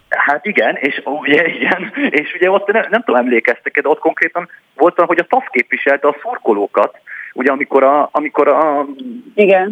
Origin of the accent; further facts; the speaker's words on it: Heves County, Borsod County and Nógrád County, Northern Hungary, Hungary; én Heves megye, Borsod megye és Nógrád megye futballpályáin nőttem föl